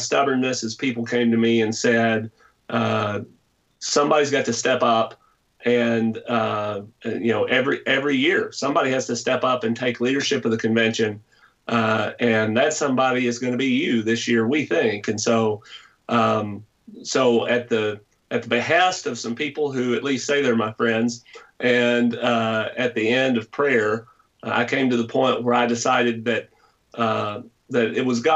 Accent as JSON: {"language": "English", "town": "Lake City", "region": "Arkansas", "country": "United States", "tie": "born or raised there", "said": "I was born in Northeast Arkansas, so across a couple of rivers, and I could have been there, in a small town called Lake City"}